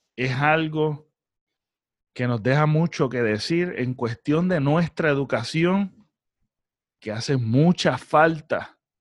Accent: Puerto Rico

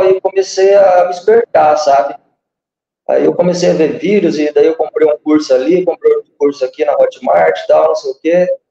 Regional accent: Guaíra, Paraná, Brazil; Nasci em Guaíra, dia 1 de maio de 1980, na terra das antigas Sete Quedas, do Rio Paraná. Aqui a gente faz fronteira com o Paraguai, divisa com o Mato Grosso do Sul

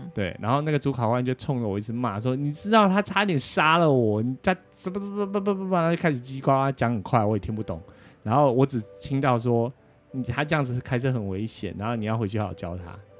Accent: Taiwan; now in United States; 我们台湾人来考驾照

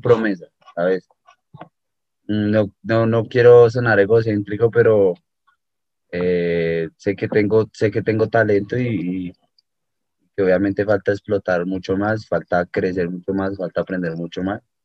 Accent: Bogotá, Colombia; also born or lived in Miami; la mayor parte de mi vida he pasado en, aquí en Bogotá, de Colombia

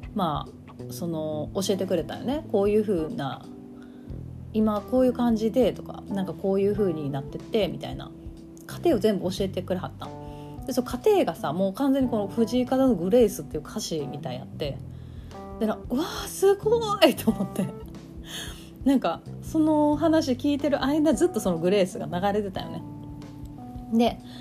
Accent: Kansai, Japan; accent: Kansai-ben

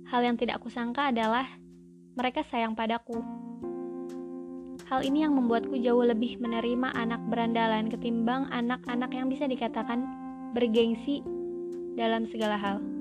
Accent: Sumatra, Indonesia; moved away as an adult; Long story short, aku berasal dari Pulau Sumatera dan merantau ke Pulau Jawa untuk melanjutkan studi. Aku mengalami culture shock, bahkan ketika sudah empat tahun kuliah di sini

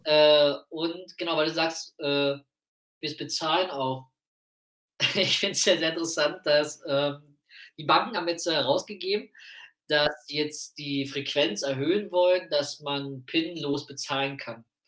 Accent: Prenzlau, Brandenburg, Germany; moved away; In Prenzlau, meiner Heimatstadt

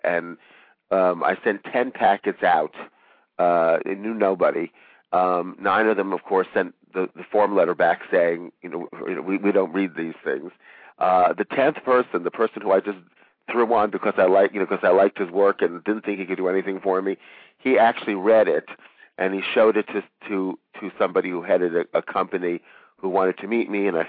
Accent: France; moved away; I was raised in France

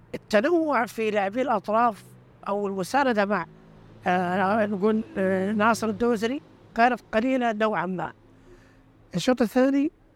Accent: Saudi Arabia; عندنا في السعودية

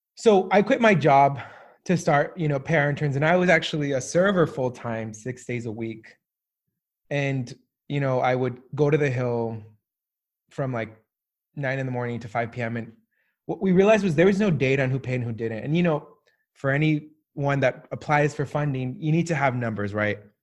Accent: Southern California, United States; also born or lived in Colombia; now in Washington, D.C., United States; I grew up in, uh, Southern California, w, w, West Coast

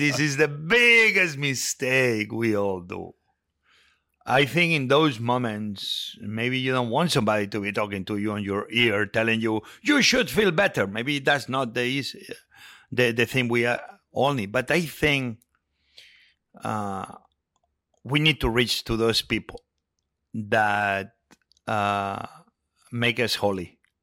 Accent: Spain; moved away; I grew up with it in Spain

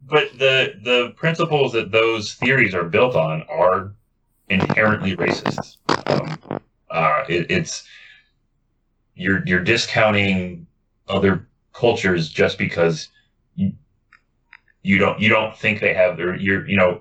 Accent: United States; I'm American

